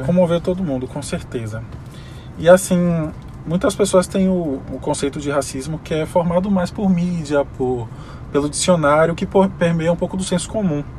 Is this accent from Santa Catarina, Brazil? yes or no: no; Salvador, Bahia, Brazil; sou daqui de Salvador